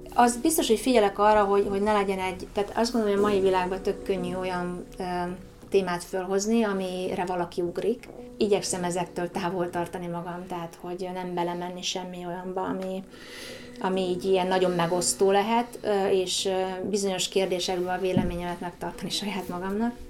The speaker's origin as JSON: {"language": "Hungarian", "country": "Hungary"}